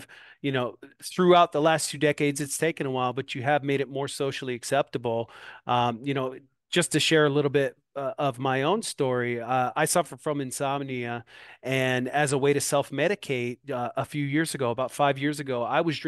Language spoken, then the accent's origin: English; Moline, Illinois, United States; now in Davenport, United States; here in my hometown, Moline, Illinois. I live directly across the river in Davenport, Iowa